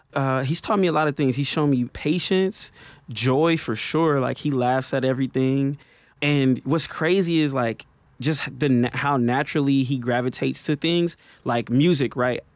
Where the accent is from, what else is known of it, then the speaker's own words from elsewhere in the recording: Milwaukee, Wisconsin, United States; a kid from North Side of Milwaukee